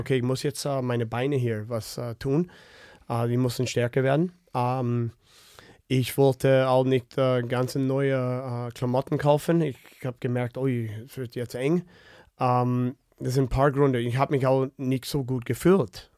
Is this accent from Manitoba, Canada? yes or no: yes; Winnipeg, Manitoba, Canada; German is a second language; moved away as an adult; now in Germany; ich komme aus Winnipeg, wo äh, wir haben viel Möglichkeit dort äh, draußen äh, Schlittschuh zu laufen und zu spielen